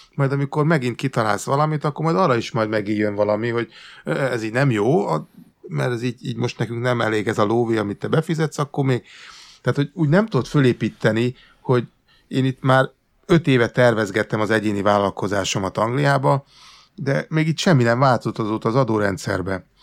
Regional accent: Hungary; moved away as an adult; now in England, United Kingdom; én egy emigráns magyar vagyok

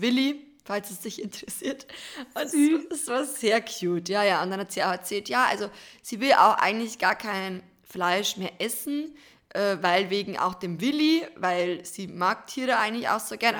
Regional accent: Bavarian Forest, Germany; bei uns im Bayerischen Wald

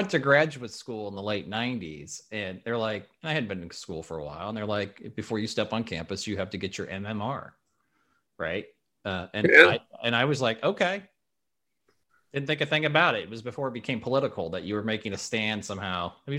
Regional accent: Lincoln, Nebraska, United States; moved away; I'm from Lincoln

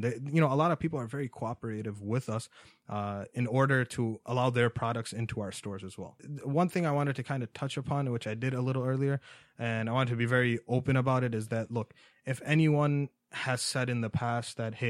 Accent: New York, United States; New York. I'm originally from New York.

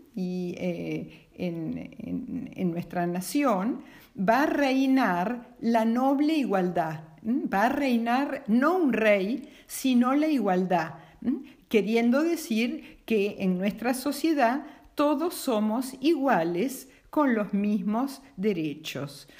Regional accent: Argentina; nosotros como argentinos

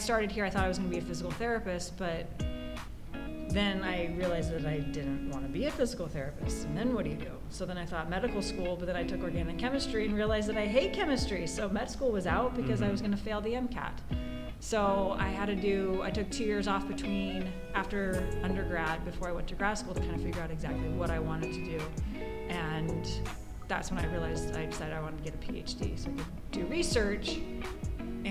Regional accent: Southern California, United States; moved away as an adult; also born or lived in Hong Kong; now in Hawaii, United States; I'm from Southern California

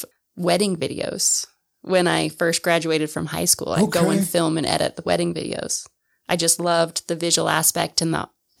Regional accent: Lander, Wyoming, United States; moved away as an adult; I grew up in Wyoming.

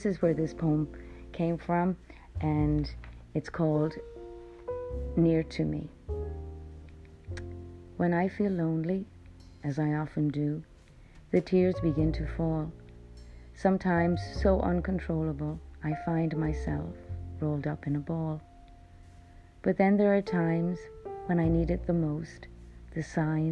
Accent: Ireland; moved away as an adult; now in United States; I grew up in Ireland

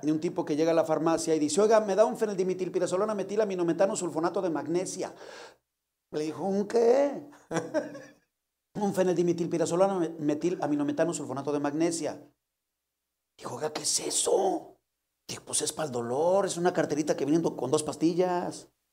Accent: León, Guanajuato, Mexico; moved away; also born or lived in Guadalajara; soy de León, a la cual amo profundamente mi tierra

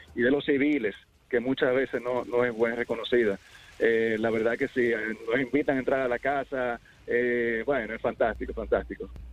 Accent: Dominican Republic; como buenos dominicanos

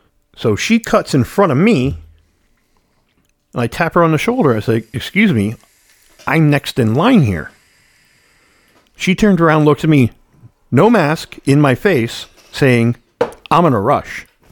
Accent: Ireland; Well, I'm Irish, so there's not much to talk about.

